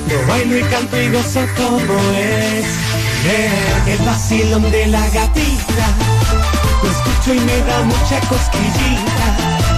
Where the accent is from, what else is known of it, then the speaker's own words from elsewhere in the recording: Dominican Republic; Mira, yo soy dominicano y te voy a decir algo.